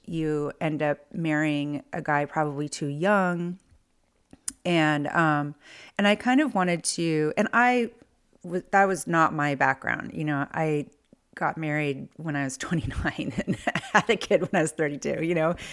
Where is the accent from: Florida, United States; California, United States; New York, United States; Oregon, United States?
California, United States; near San Francisco, Bay Area; moved away as an adult; also born or lived in Chicago / Los Angeles; now in Philadelphia, United States; I grew up near San Francisco